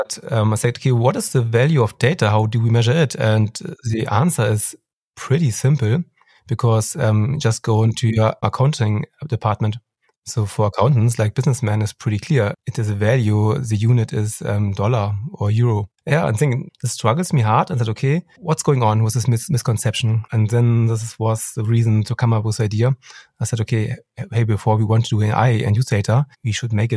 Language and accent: English; Hamburg, Germany; I come from Hamburg